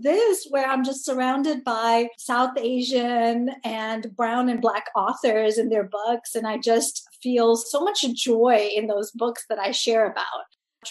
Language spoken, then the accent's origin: English; Tanzania; born there; I'm a Punjabi Desi diasporic person who grew up all over the world. Most specifically, I was born in Tanzania